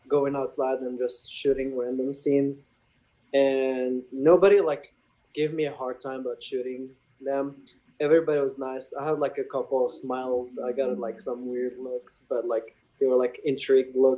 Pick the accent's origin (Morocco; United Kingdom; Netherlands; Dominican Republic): Morocco; English is a second language; moved away as an adult; now in New York City, United States; I'm from Morocco